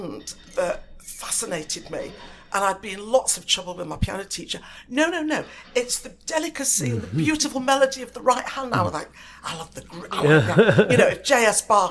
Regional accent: Manchester, North West England, United Kingdom; we grew up in South Manchester

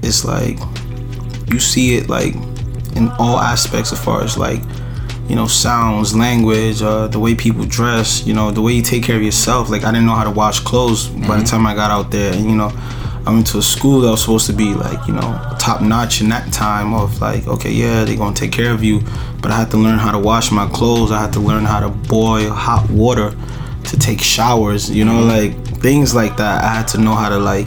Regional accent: New York City, New York, United States; also born or lived in Nigeria; I was born and raised in Brooklyn.

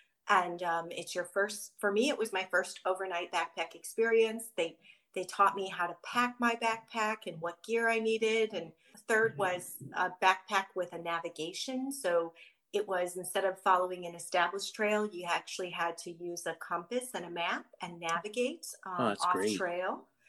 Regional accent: Midwest, United States; again, growing up in the Midwest and not being familiar with trails or really even doing too much outdoorsy activities, I was a city girl

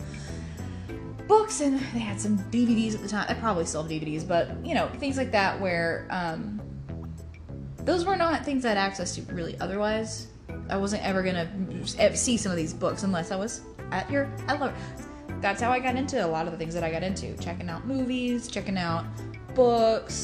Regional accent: East Texas, United States; we're from East Texas. We're from deep in the heart of Texas

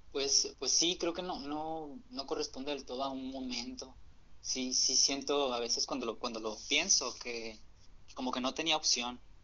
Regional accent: Hermosillo, Sonora, Mexico; yo soy de Hermosillo, Sonora

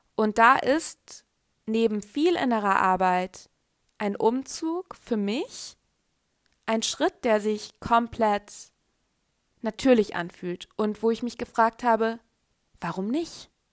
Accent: Germany; also born or lived in Carinthia, Austria; Ich bin in Deutschland aufgewachsen

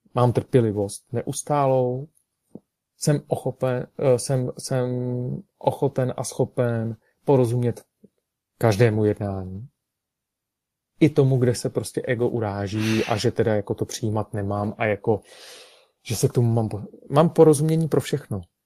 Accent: Karlovy Vary, Karlovy Vary Region, Czechia; nad Karlovými Vary, nad mým rodným městem

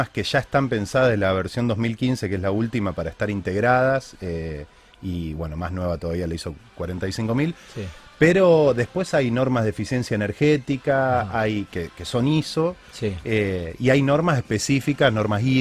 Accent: Argentina; como argentinos puntualmente.

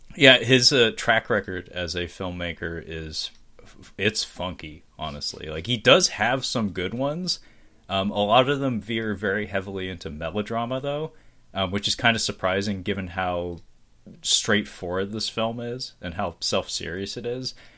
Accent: Seattle, Washington, United States; I'm from Seattle, man. I was born and raised here

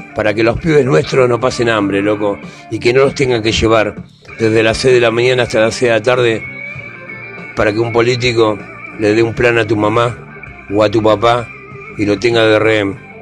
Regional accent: Argentina; como argentino

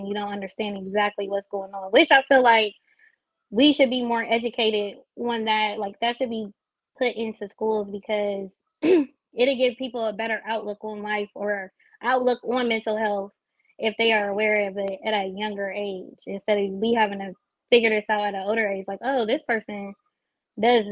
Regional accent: Columbus, Ohio, United States; I'm from Columbus

